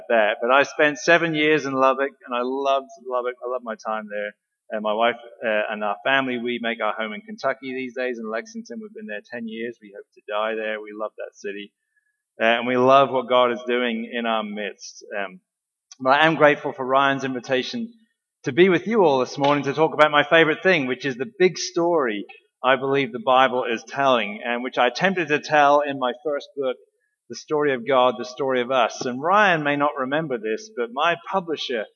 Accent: England, United Kingdom; moved away; my experience growing up in England

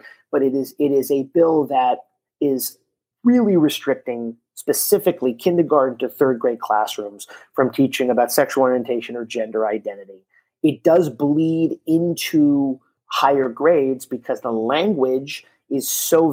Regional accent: Miami Beach, Florida, United States; I'm born and raised in Miami Beach, Florida

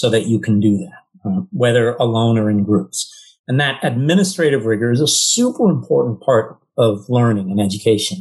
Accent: California, United States; moved away as an adult; also born or lived in New York; I was originally from California and wanted to be near family

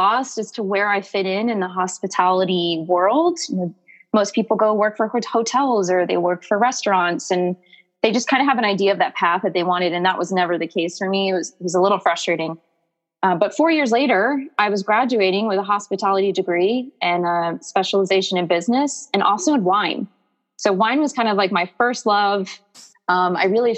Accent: Virginia, United States; now in Miami, United States; I grew up in Virginia

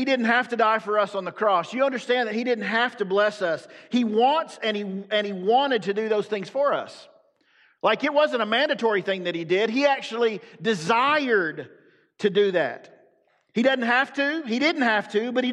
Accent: the South, United States; I'm from the South.

